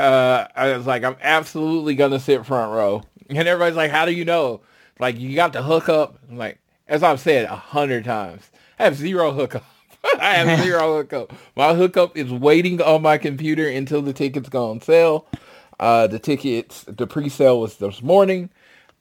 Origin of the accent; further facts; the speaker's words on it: Oklahoma City, Oklahoma, United States; I'm from Oklahoma City